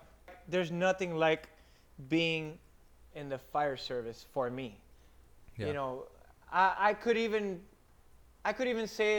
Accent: Miami, Florida, United States; Mind you, I came from Miami, and I went to a slower-paced place where I live

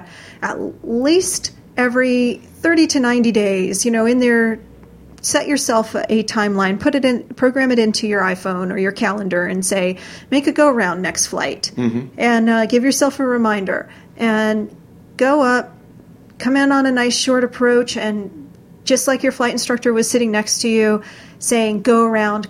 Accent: Florida, United States; I come from Florida

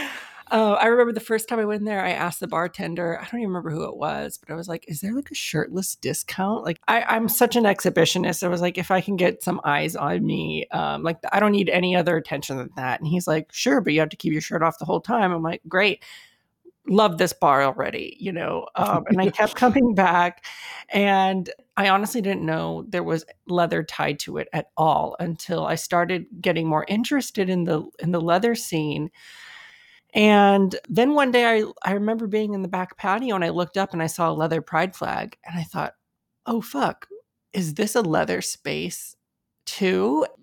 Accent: United States; I was born here in the States, and my, my parents were also born here in the States

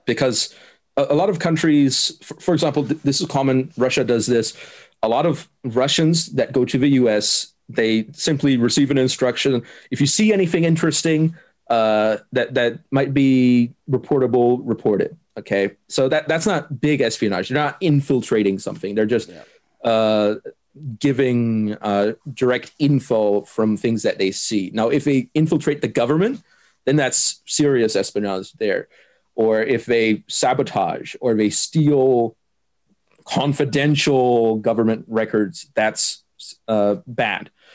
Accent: Germany; first language German; English is a second language; I'm from Germany.

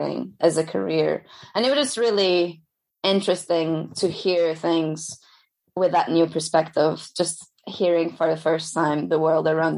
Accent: Lisbon, Portugal; moved away; So I studied in Lisbon. I'm originally from Lisbon

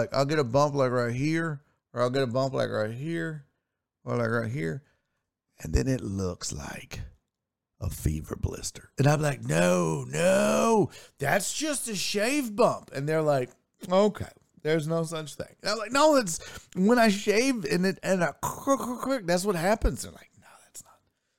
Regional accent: New Orleans, Louisiana, United States; that's why I moved here from New Orleans. I'm from New Orleans, not Louisiana, sir.

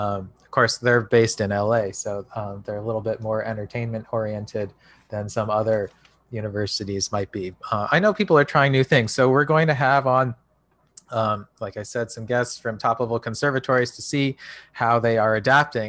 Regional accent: United States; speaking as an American

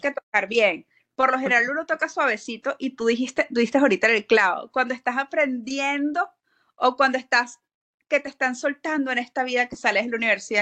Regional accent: Venezuela; moved away as an adult; now in Florida, United States; yo soy odontólogo venezolana, yo emigré a Estados Unidos en el 2016

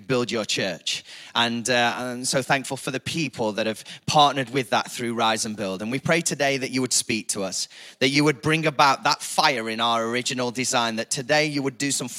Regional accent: Chesterfield, East Midlands, United Kingdom; I'm from Chesterfield

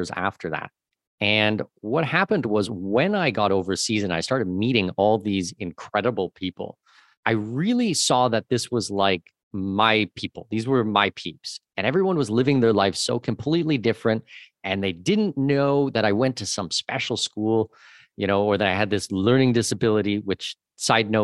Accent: Southwestern Ontario, Canada; moved away as an adult; also born or lived in Latin America; I grew up in Southwestern Ontario

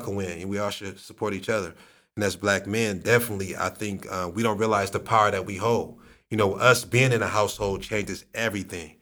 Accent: Akron, Ohio, United States; my hometown, Akron, Ohio

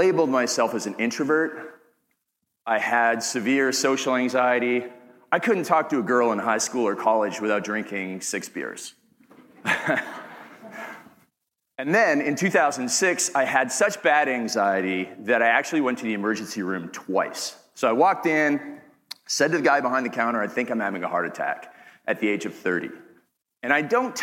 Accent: Canada; accent: Canadian; I'm from Canada

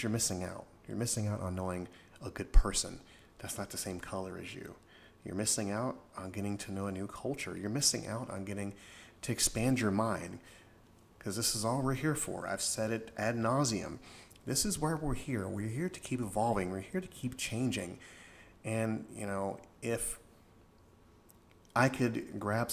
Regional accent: Florida, United States; I grew up in Florida, in a certain particular part of Florida

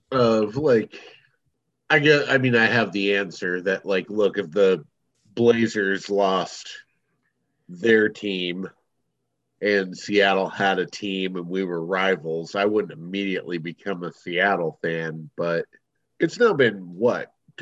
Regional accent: Ireland; I'm Irish.

